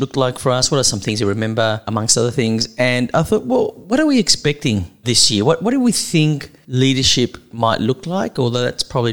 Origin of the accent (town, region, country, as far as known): Australia; accent: Australian